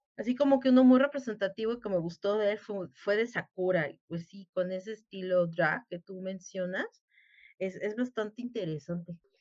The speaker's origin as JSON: {"language": "Spanish", "country": "Mexico", "said": "somos aquí los mexicanos"}